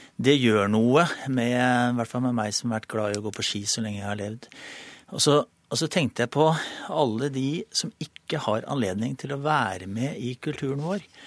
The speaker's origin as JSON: {"language": "Norwegian", "country": "Norway", "said": "Jeg er nordmann"}